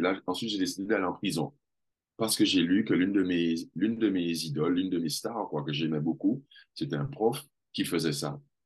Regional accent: Guadeloupe; moved away as an adult; also born or lived in Villiers-le-Bel, France / Jamaica; now in Martinique; J'ai grandi en Guadeloupe. Je suis né en France, à Villiers-le-Bel, mais je n'ai pas souvenir de cet endroit. Je suis parti, je devais avoir trois ans j'ai grandi en Guadeloupe.

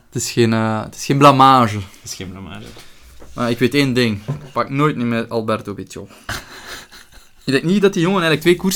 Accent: Belgium; Maar als Belg zijnde, ik weet niet echt allemaal.

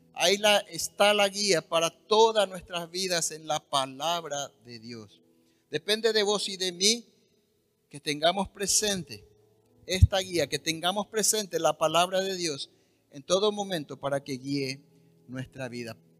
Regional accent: Paraguay; nuestro país

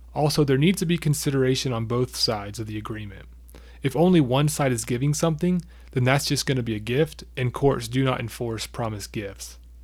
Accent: United States; we're American

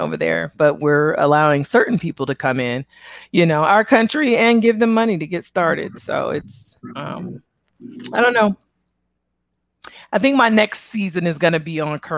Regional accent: Las Vegas, Nevada, United States; I am from here, born and raised here.

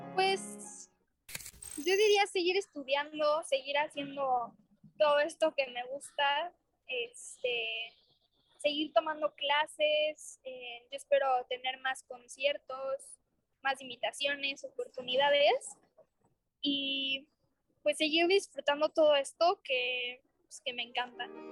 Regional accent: Mexico; me emociona mucho tocar cosas mexicanas, pues, porque soy mexicana

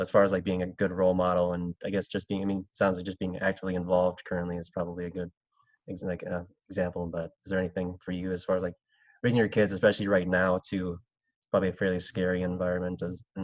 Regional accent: Minnesota, United States; I grew up in a primarily white area, small town just outside of the cities, actually about an hour from the cities

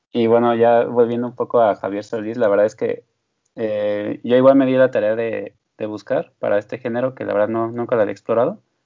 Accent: Mexico; siendo mexicano

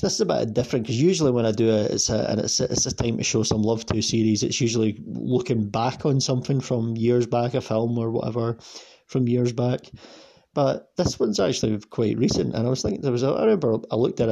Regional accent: Scotland, United Kingdom; I'm I'm Scottish and I'm, i live like an hour on the bus away from Glasgow

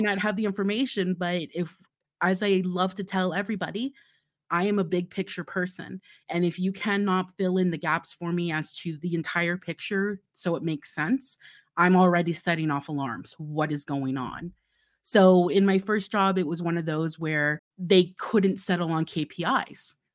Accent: Florida, United States; now in Utah, United States; I grew up in Florida, and currently I live in Utah

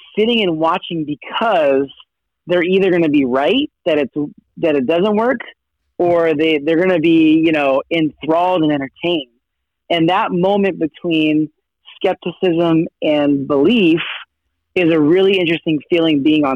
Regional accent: Sacramento, California, United States; also born or lived in Los Angeles; I was born in Los Angeles, but we moved to Sacramento when I was about 5 years old. So my earlier years were in Sacramento

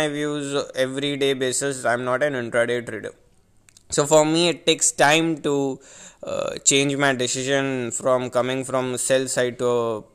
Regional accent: India; I am an Indian trader

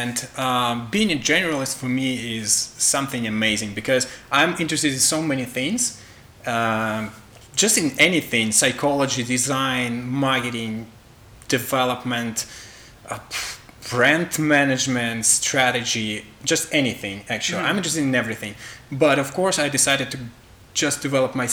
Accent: Belarus; English is a second language; I'm from Belarus

